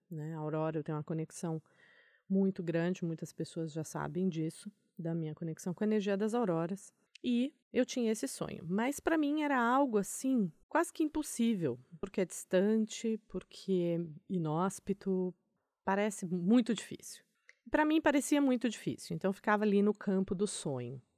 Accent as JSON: {"language": "Portuguese", "country": "Brazil", "said": "eu sou do Brasil"}